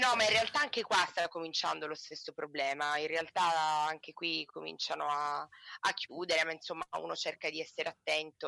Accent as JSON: {"language": "Italian", "town": "Turin", "region": "Piedmont", "country": "Italy", "also_born_or_lived": "province of Rome", "moved": "yes", "lives_now": "Rome province, Italy", "said": "io da torinese che vive in provincia di Roma"}